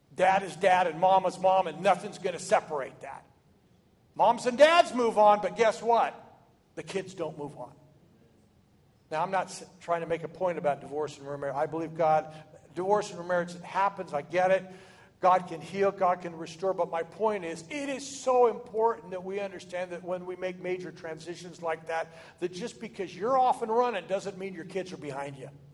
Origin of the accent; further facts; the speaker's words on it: Oregon, United States; moved away as an adult; now in Texas, United States; I'm from Oregon